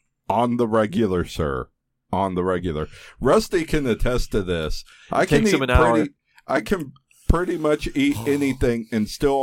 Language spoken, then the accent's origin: English; the South, United States; I grew up in the South.